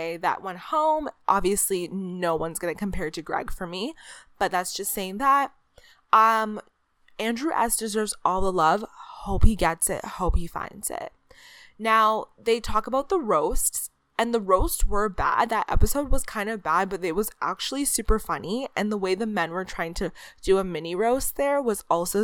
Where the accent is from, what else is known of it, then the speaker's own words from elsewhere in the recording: Canada; as a Canadian